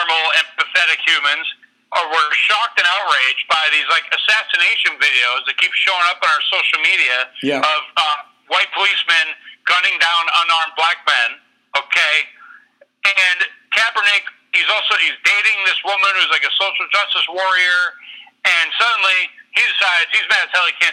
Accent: Massachusetts, United States; we grew up in Massachusetts

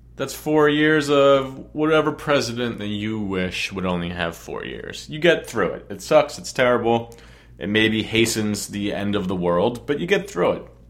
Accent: New Jersey, United States; also born or lived in Long Island, New York; I was born on Long Island, and I moved to New Jersey when I'm three. I guess I'm a strong Islander, but I'm way more of a Jersey-er.

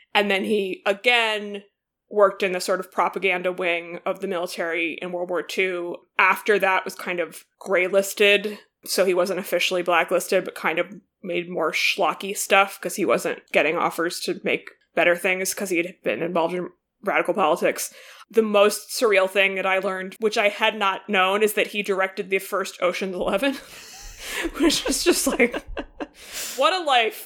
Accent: United States; as an American

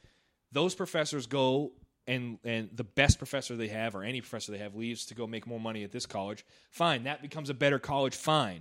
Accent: Maine, United States; I'm from Maine, man. It's like bad shit. Bad school system there.

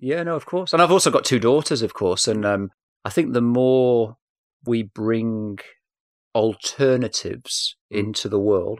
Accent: Manchester, North West England, United Kingdom; accent: English; I am from Manchester, so police interviews were a part of my youth

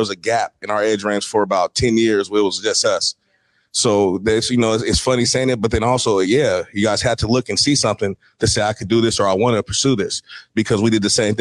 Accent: Seattle, Washington, United States; I'm from Seattle

